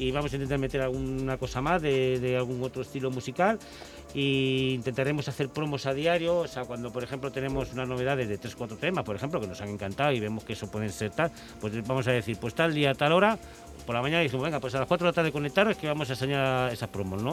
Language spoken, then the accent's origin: Spanish; Vigo, Galicia, Spain; moved away; yo soy de Vigo